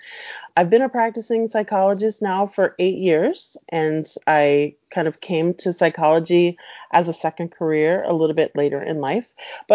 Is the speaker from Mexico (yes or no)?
yes; Mexico City, Mexico; also born or lived in Puerto Rico / New York; And then we went to Mexico, and I really consider Mexico City to be my home